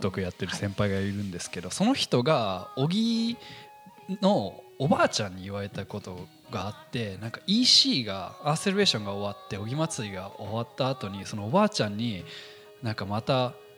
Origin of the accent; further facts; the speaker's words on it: Tokyo, Japan; also born or lived in United States; 出身はですね、アメリカで、えー、まあ、東京育ちかな